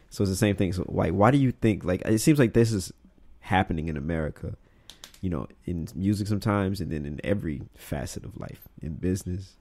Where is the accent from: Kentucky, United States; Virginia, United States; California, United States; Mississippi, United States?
Mississippi, United States; accent: southern; I grew up in Mississippi